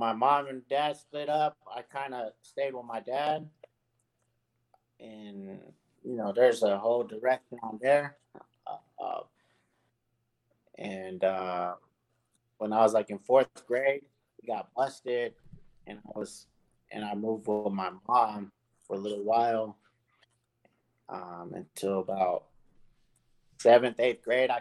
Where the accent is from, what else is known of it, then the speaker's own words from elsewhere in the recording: Ontario, California, United States; moved away; I grew up the whole city of Ontario from the south all the way towards Upland borderline. Since young, and all the way until I moved out here